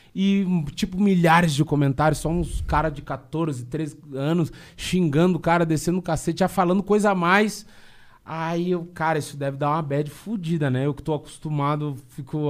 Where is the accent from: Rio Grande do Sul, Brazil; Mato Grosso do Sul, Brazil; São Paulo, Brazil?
Rio Grande do Sul, Brazil; eu sou gaúcho